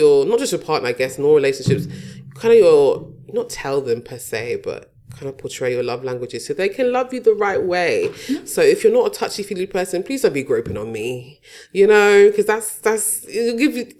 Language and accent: English; Nigeria